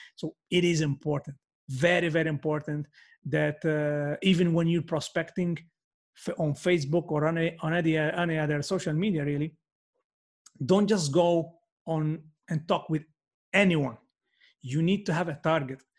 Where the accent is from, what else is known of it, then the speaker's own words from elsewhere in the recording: Malta; first language Maltese; English is a second language; my first language is Maltese, but we are bilingual